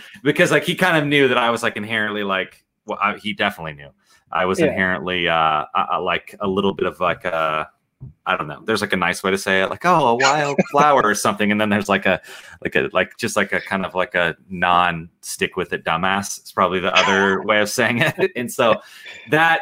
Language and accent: English; Nebraska, United States; I am from Nebraska